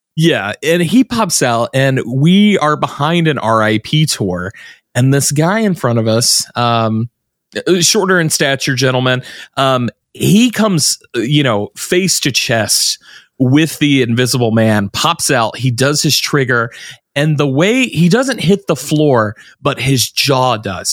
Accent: the South, United States; I'm from the South

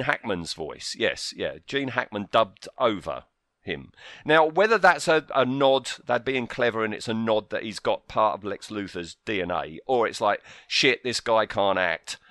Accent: United Kingdom; I live in the U K, I have all my life.

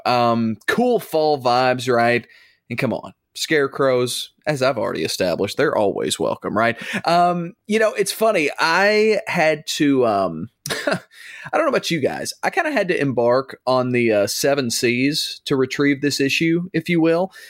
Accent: the South, United States; born and raised in the South

